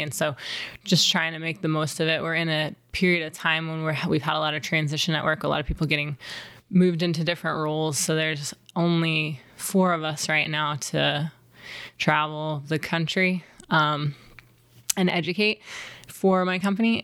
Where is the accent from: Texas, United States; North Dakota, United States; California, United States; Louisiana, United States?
Texas, United States; Wimberley; I grew up outside of Austin, Texas, in a tiny little town called Wimberley